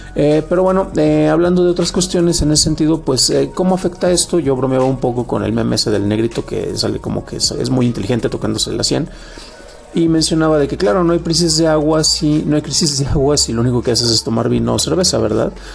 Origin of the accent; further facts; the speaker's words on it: San Juan de los Lagos, Jalisco, Mexico; now in Mexico City, Mexico; yo soy originario de San Juan de los Lagos